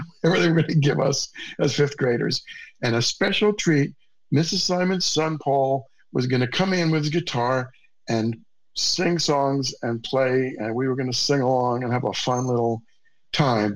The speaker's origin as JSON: {"language": "English", "town": "New York City", "region": "New York", "country": "United States", "tie": "born or raised there", "also_born_or_lived": "Nashville", "said": "I grew up in Queens, New York, specifically an area of Queens known as Flushing"}